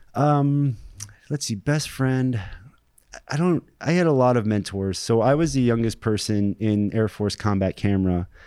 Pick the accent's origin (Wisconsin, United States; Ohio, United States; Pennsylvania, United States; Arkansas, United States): Ohio, United States; Springfield; moved away as an adult; I'm from Springfield, Ohio.